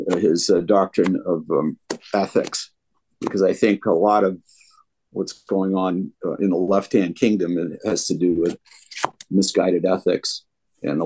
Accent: Portland, Maine, United States; now in Toledo, United States; I'm originally from Portland, Maine area

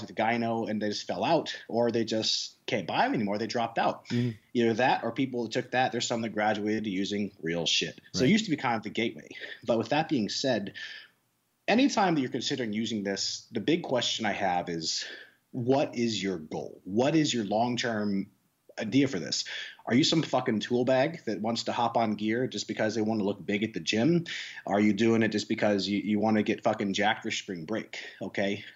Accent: Nebraska, United States; I am actually from Nebraska

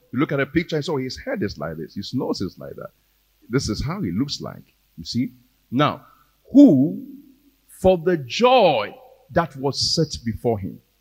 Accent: Ghana; We are Ghanaian Christians

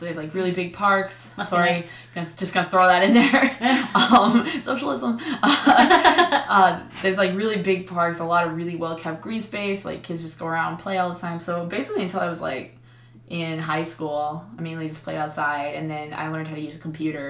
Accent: Canada; moved away as an adult; also born or lived in Providence, Rhode Island; now in United States; I grew up in Canada, but my mom's actually American

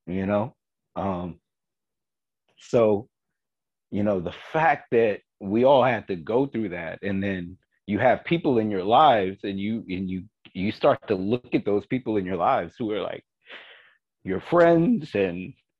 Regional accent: the South, United States; also born or lived in Fort Greene, Brooklyn; now in Hoboken, United States; I am from the South. And a lot of my parents or a lot of my family grew up in Mississippi

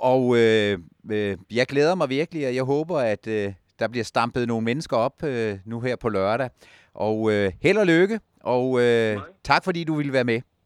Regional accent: Jutland, Denmark; jeg er en skeptisk jyde

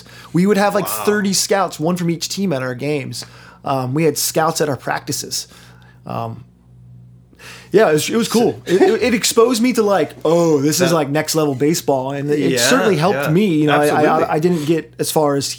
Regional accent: North Carolina, United States; also born or lived in Brooklyn, New York; now in Maplewood, United States; I grew up in North Carolina

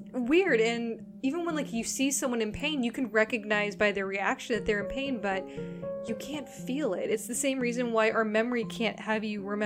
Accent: Las Vegas, Nevada, United States; now in Seattle, United States; Lacey and I are both from the desert. Granted, different deserts. She's from Texas. I'm from Las Vegas.

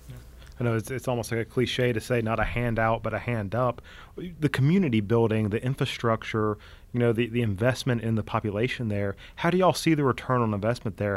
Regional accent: United States; as the American Catholic Church

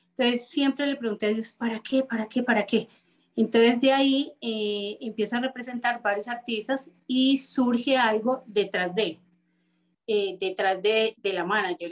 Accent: Bogotá, Colombia; yo soy bogotana

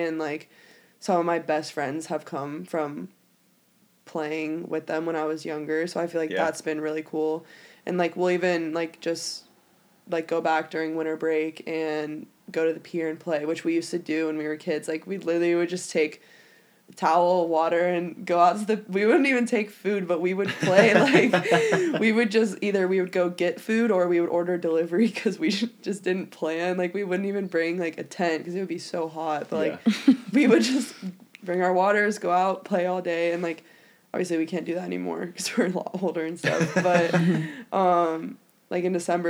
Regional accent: Merritt Island, Florida, United States; Yeah, I mean, it was way different, I feel like, than here. Like, obviously, Florida is a lot smaller.

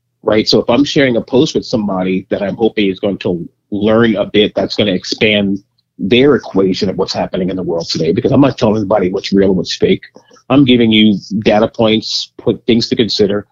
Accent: New York City, New York, United States; I grew up in Queens.

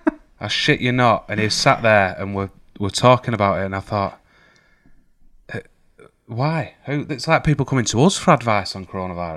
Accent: United Kingdom; because we're British.

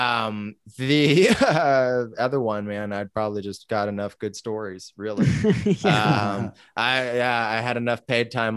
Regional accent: Vallejo, California, United States; growing up in Vallejo and it being a rough town

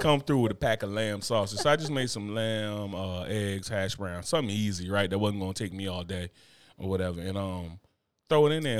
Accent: Newark, New Jersey, United States; moved away; I'm from Newark, New Jersey.

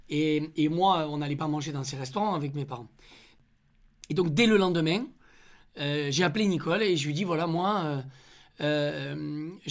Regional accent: Onet-le-Château, Occitania, France; moved away as an adult; also born or lived in Rodez; now in Paris, France; Une enfance à Honnay-le-Château. Bah, c'est là où j'ai grandi. Euh, je suis né à Rodez euh, parce que mes parents habitaient euh, à Rodez quand, je suis né

